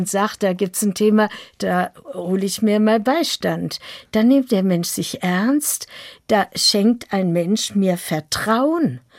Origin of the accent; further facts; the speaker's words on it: Lüdenscheid, North Rhine-Westphalia, Germany; Und dann ist plötzlich da, wo ich geboren bin, im Sauerland in Lüdenscheid, die deutsch-amerikanische Front.